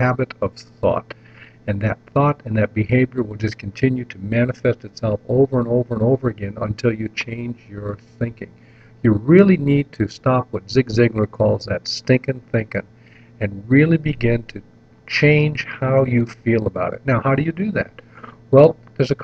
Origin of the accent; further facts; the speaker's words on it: North Kingsville, Ohio, United States; when I was a kid growing up in North Kingsville, Ohio